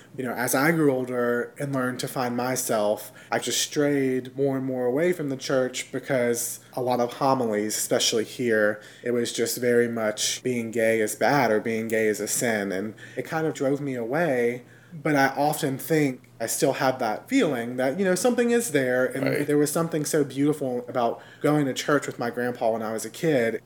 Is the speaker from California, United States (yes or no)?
no; Mississippi, United States; Growing up in Mississippi means there are more churches than Starbucks